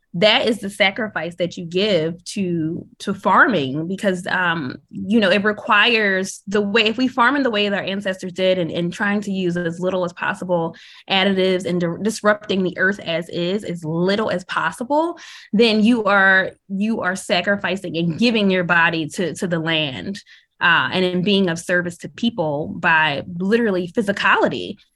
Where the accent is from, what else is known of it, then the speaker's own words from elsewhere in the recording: Philadelphia, Pennsylvania, United States; living in a city growing up in Philadelphia